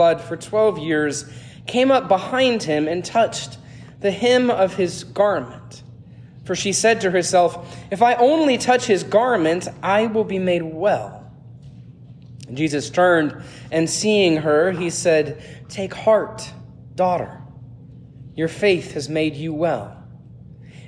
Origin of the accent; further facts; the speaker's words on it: Atlanta, Georgia, United States; moved away as an adult; also born or lived in Pittsburgh, Pennsylvania / Tennessee; I grew up in Gwinnett County in the 1990s